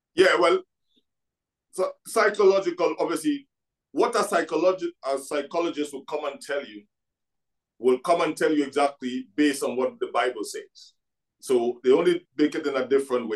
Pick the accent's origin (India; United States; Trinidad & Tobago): Trinidad & Tobago; now in Scotland; I came from Trinidad and Tobago.